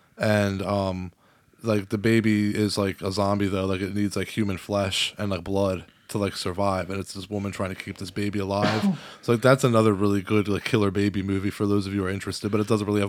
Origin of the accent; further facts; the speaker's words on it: Delaware, United States; We're from Delaware.